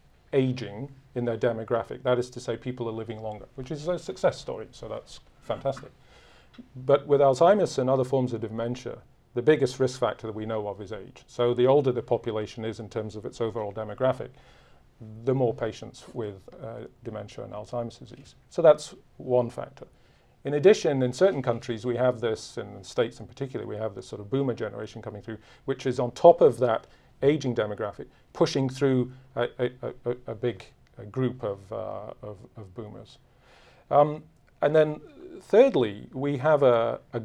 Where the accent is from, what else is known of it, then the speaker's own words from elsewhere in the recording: United Kingdom; I'm from Britain